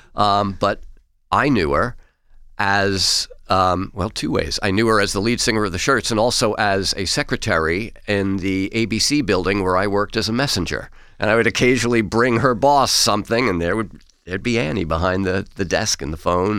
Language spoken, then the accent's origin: English; New York City, New York, United States; I grew up in Queens